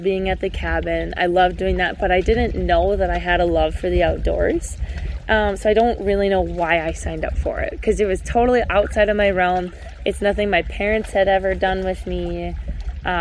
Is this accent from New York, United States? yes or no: no; Hibbing, Minnesota, United States; I was born and raised in Hibbing, Minnesota